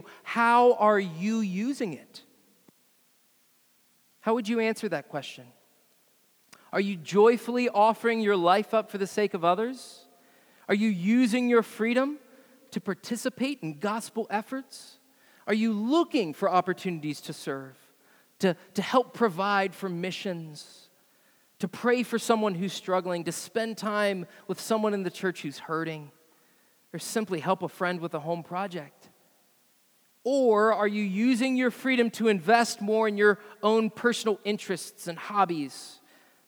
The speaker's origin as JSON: {"language": "English", "country": "United States"}